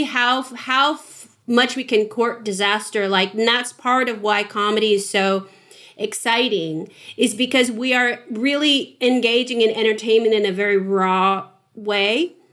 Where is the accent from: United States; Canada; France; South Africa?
United States; San Francisco, California; moved away; I came from San Francisco